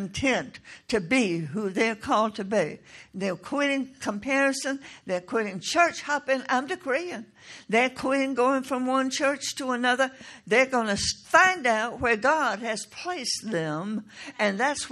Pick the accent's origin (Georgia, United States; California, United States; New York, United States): Georgia, United States; Toccoa; a church in Tocoa, Georgia, my hometown